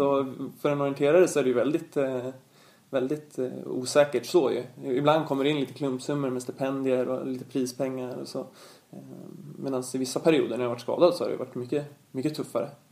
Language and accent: Swedish; Stockholm, Stockholm County, Sweden; här hemma i Stockholm